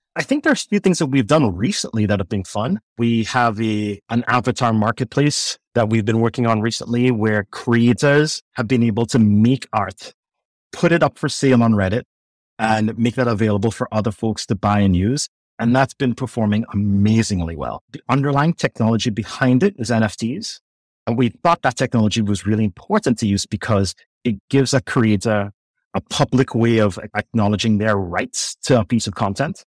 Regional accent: Trinidad & Tobago; moved away as an adult; now in United States; growing up in Trinidad

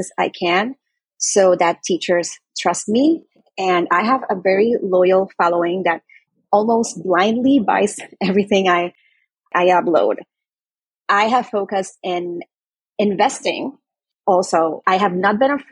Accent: Puerto Rico; I am from Puerto Rico

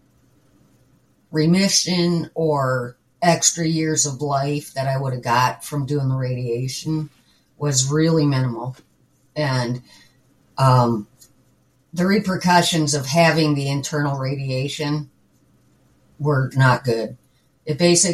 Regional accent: Midwest, United States; also born or lived in Wisconsin; I'm a Midwesterner

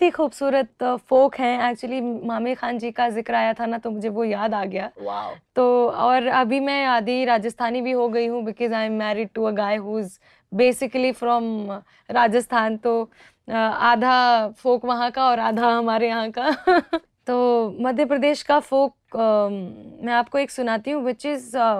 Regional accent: Rewa, Madhya Pradesh, India; रीवा में uh, जहाँ से मैं हूँ

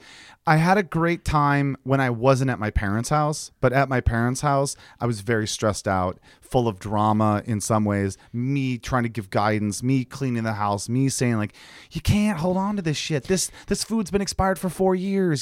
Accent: two hours from Detroit, Michigan, United States; born or raised there; moved away

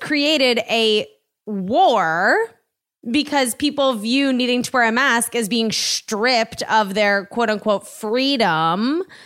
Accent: East Coast, United States; moved away as an adult; also born or lived in New York; now in Los Angeles, United States; I grew up on the East Coast, lived in New York for ten years, and then I moved here.

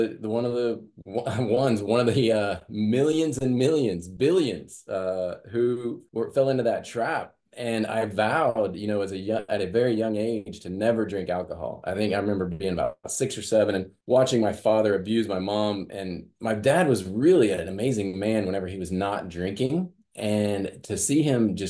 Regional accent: Midwest, United States; growing up in the Midwest

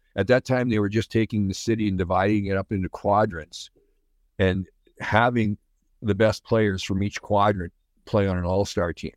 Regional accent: Speers, Saskatchewan, Canada; It was north of Saskatoon, east of North Battleford, a little place called Spears, Saskatchewan

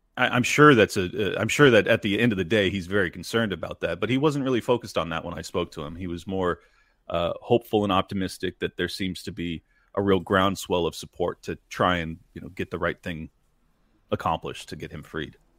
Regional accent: United States; as an American

